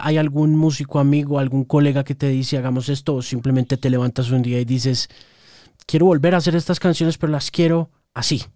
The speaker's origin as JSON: {"language": "Spanish", "country": "Colombia", "said": "yo soy periodista colombiano"}